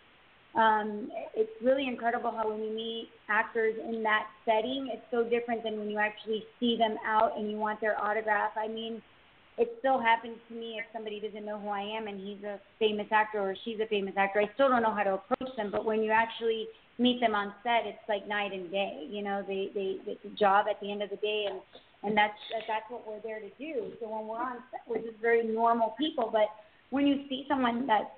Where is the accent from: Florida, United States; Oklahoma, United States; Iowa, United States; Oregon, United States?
Florida, United States; Miami; now in Southwest Ranches, United States; I grew up in Miami, but we currently live in a town called Southwest Ranches